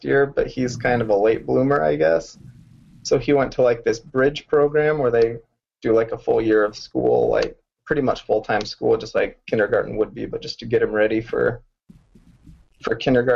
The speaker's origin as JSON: {"language": "English", "town": "Arlington", "region": "Virginia", "country": "United States", "tie": "born or raised there", "said": "I was born in Arlington, so up north"}